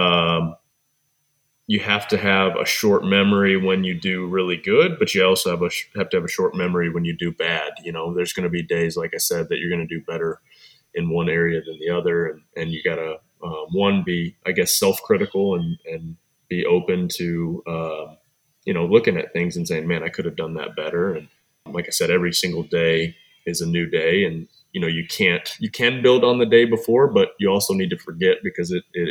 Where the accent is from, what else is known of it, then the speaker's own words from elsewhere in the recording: Cookeville, Tennessee, United States; also born or lived in Michigan; When I was four and a half, we moved to Cookeville, and I've been here ever since, so about 30 years